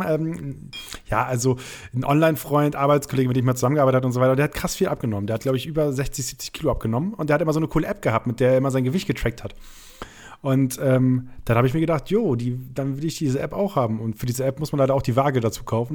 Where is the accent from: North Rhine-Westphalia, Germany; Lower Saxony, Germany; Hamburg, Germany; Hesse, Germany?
Lower Saxony, Germany; Rheiderland; moved away; bei uns in, im Räderland, da wo ich herkomme